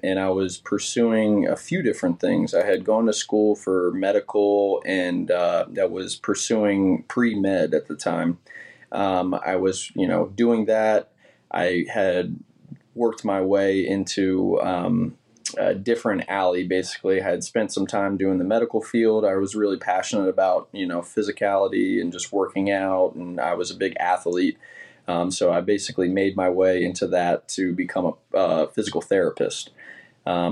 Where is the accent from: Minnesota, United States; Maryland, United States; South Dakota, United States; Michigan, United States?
Maryland, United States; Williamsport; moved away as an adult; also born or lived in New York; I'm first-generation Marylander, first-generation Williamsport, but then born and bred in Williamsport